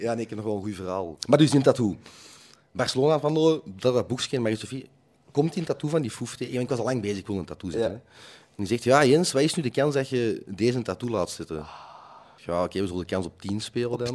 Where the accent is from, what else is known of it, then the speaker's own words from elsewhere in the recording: Westerlo, Flanders, Belgium; bij ons in Westerlo de Tongelosse dorpsfeesten